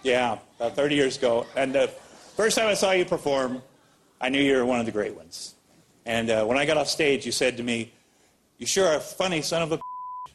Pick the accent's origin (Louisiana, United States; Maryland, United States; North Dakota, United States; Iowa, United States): Iowa, United States; Ottumwa; moved away as an adult; also born or lived in Minneapolis / Hollywood; I grew up in Ottumwa, Iowa, Southeast Iowa